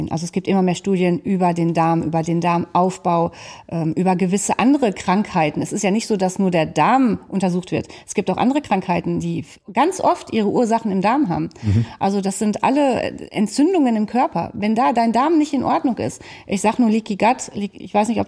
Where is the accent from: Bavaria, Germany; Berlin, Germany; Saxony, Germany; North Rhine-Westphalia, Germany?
North Rhine-Westphalia, Germany; Bestes Beispiel heute, ich habe dir gerade gesagt, wir kommen aus dem Sauerland.